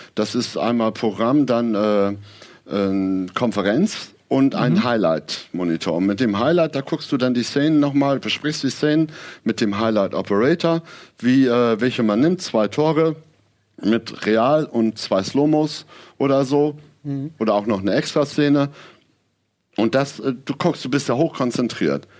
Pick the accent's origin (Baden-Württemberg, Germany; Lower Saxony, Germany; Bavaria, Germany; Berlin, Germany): Lower Saxony, Germany; Aurich; in Ostfriesland, wo ich aufgewachsen bin, Aurich